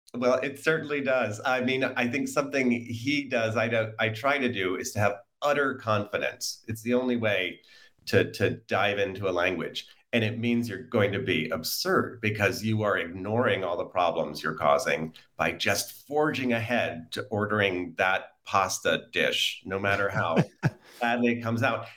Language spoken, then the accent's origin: English; United States; I'm an American